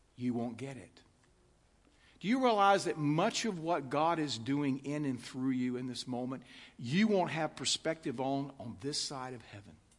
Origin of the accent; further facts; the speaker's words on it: United States; I'm an American